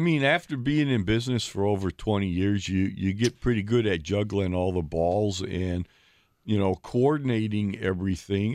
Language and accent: English; Ohio, United States; now in Milwaukee, United States; I grew up in Ohio uh, with my father